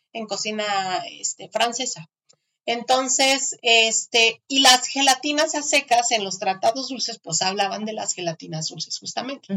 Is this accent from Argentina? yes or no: no; Mexico; nuestra tierra